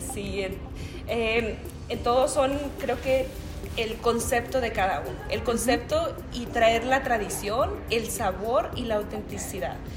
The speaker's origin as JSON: {"language": "Spanish", "town": "Mezquitic", "region": "Jalisco", "country": "Mexico", "tie": "born or raised there", "moved": "yes", "lives_now": "Colorado, United States", "said": "yo nací en Mezquitic, Jalisco"}